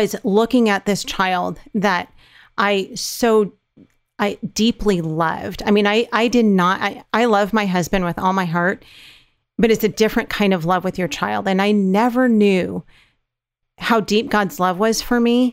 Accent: California, United States; moved away; We're from California

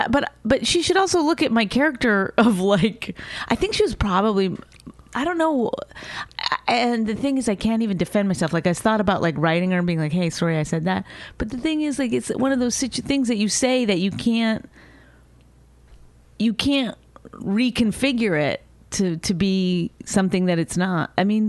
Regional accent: Canada; because she's Canadian and I'm Canadian.

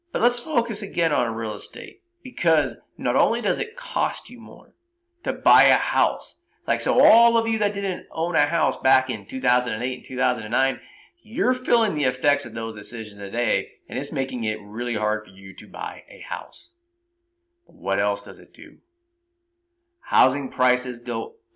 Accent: San Jose, California, United States; I grew up in San Jose, California.

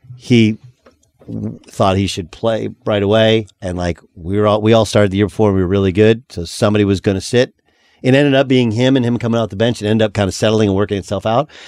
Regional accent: Orange County, California, United States; moved away as an adult; I'm from Orange County

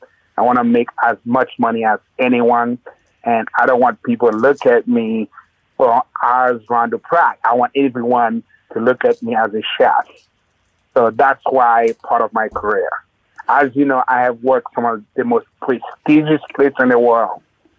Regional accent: Haiti; Well, my background, I was born and raised in Haiti, in Haiti at the time growing up, milk wasn't allowed in the kitchen.

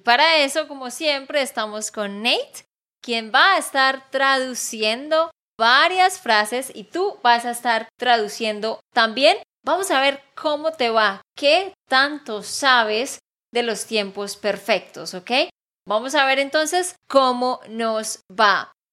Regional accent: Santander, Colombia; de Santander, Colombia

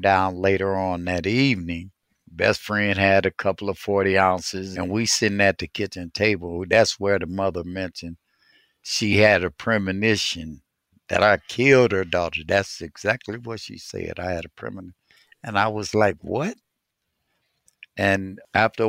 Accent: Cleveland, Ohio, United States; I grew up on the east side of Cleveland, starting in the projects on 55th

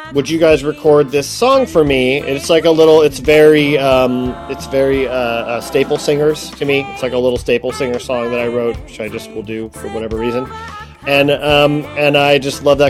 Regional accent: Ohio, United States; moved away; I'm from Ohio

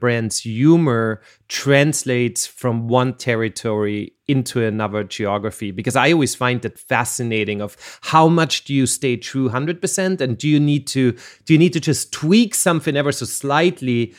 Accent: Austria; I'm from Austria

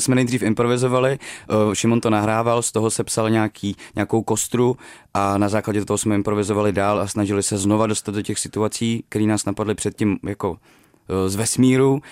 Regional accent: Děčín, Ústí nad Labem Region, Czechia; moved away; tím prostředím, z kterého pocházím, jako z, z Děčína, prostě z malého města v Sudetech. neměli jsme peníze, když, když jsem byl malej

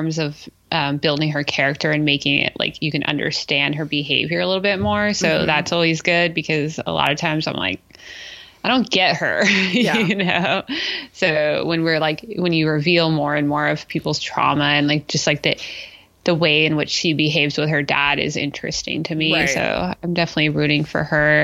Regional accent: California, United States; from California

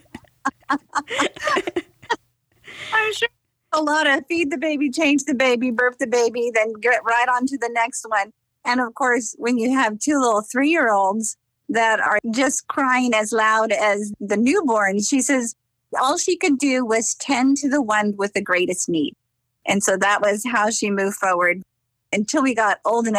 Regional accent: Pleasanton, California, United States; moved away; also born or lived in Walnut Creek, California / Montreal; our childhood was spent in Pleasanton, California

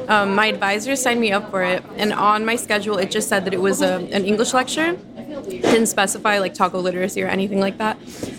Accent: Texas, United States; now in New York City, United States; Okay, so I'm from Texas

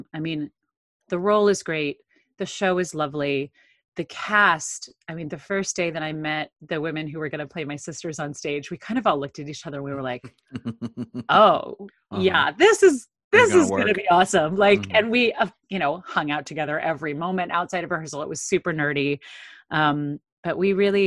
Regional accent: River Bend of Illinois, United States; also born or lived in St. Louis, Missouri; My hometown is a very tiny little town in the River Bend of Illinois

